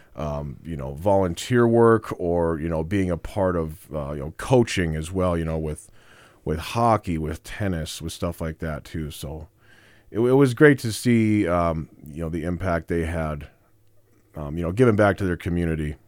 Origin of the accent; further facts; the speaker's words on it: Casper, Wyoming, United States; I was born in Casper, Wyoming. I was born and raised, uh, Natrona County